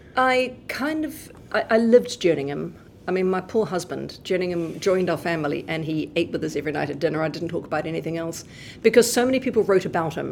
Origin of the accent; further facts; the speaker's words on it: Wellington, New Zealand; I grew up in Wellington